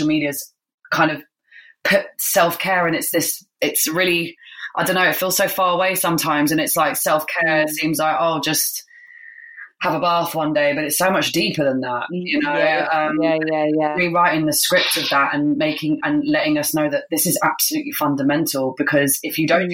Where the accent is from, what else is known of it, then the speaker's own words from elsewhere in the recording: United Kingdom; as British people